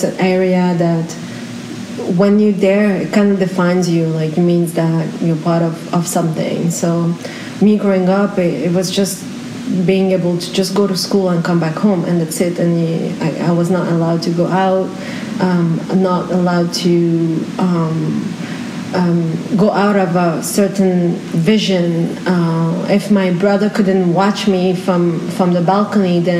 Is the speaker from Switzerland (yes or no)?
no; France; I was born and raised in France